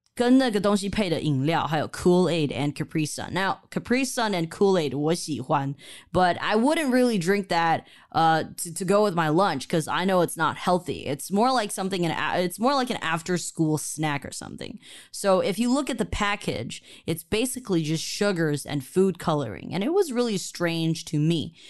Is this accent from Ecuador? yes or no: no; Taiwan; moved away; Growing up in Taiwan